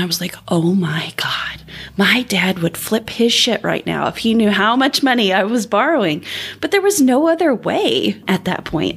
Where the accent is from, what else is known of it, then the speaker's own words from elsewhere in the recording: southern Indiana, United States; I grew up in southern Indiana